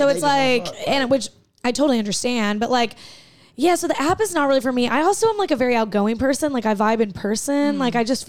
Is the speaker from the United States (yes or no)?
yes; Little Rock, Arkansas, United States; because I grew up in Little Rock and I went to Central High School, the Little Rock Nine.